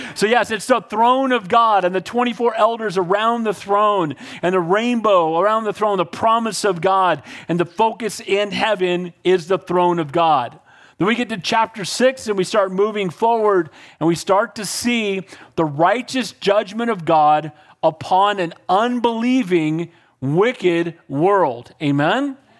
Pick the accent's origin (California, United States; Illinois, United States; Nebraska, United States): California, United States; Northern; I'm from Northern California, so I'm a Giants fan.